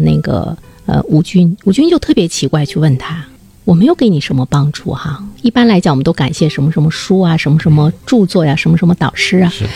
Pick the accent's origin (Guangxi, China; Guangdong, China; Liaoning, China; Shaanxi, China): Liaoning, China; Dalian; 按我们大连人话说，很叽外